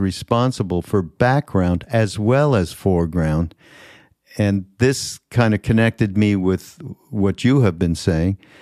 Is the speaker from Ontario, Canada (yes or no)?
no; Montreal, Quebec, Canada; moved away; I'm from Montreal. We didn't get all the same shows. We got Canadian